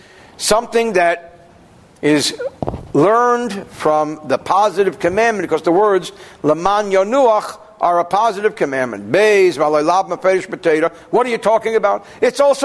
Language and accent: English; New Jersey, United States; I'm from New Jersey.